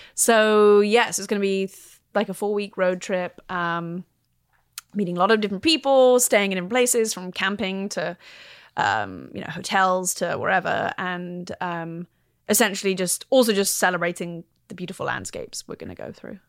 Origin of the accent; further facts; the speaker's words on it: London, United Kingdom; I'm a Londoner, grew up in London